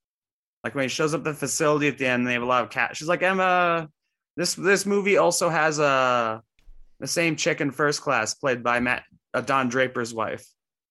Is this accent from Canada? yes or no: yes; Canada; I'm Canadian.